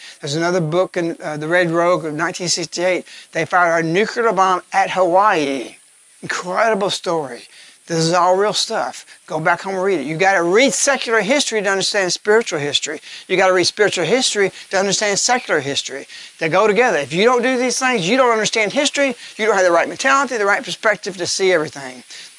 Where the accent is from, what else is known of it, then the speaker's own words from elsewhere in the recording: England, United Kingdom; They find out I'm English. So he rushes me to the other side of the train.